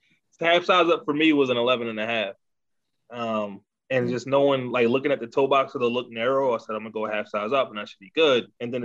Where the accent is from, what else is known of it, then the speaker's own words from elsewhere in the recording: Baltimore, Maryland, United States; So I'm from Baltimore, not the DMV.